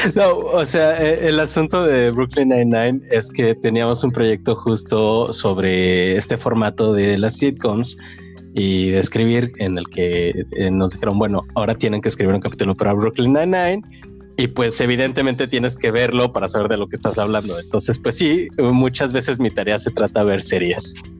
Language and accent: Spanish; Mexico; moved away; como mexicanos, e incluso me voy a atrever a decir esto como latinos